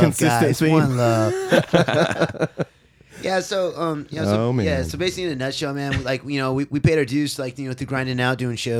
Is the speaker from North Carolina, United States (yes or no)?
no; Rancho Cucamonga, California, United States; I'm actually coming from Rancho Cucamonga.